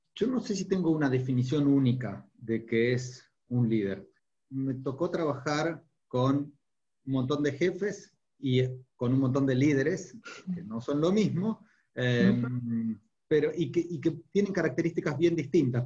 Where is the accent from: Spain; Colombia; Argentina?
Argentina; fuera de la Argentina, de donde soy originario